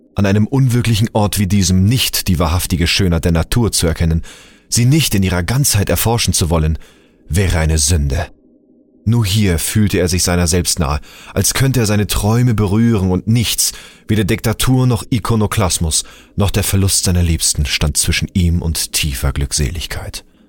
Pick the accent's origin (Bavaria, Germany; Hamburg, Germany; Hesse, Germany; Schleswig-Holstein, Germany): Hamburg, Germany; now in Bühl, Germany; ich bin 85er Jahrgang und gebürtiger Hamburger, lebe aber zurzeit im wunderschönen Bühl im Badener Land